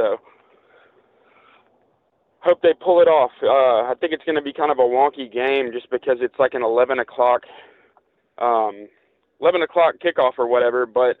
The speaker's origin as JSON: {"language": "English", "town": "Birmingham", "region": "Alabama", "country": "United States", "tie": "born or raised there", "moved": "yes", "lives_now": "Phoenix, United States", "said": "I'm a Birmingham native, but I am calling from Phoenix, Arizona."}